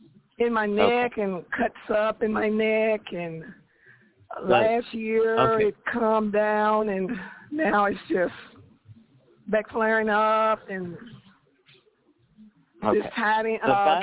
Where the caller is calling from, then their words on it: Tennessee, United States; I'm calling from Tennessee.